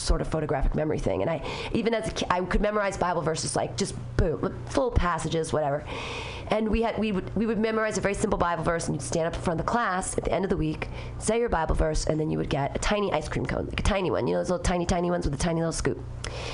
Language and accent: English; Danville, California, United States; also born or lived in Livermore, California; I grew up in Danville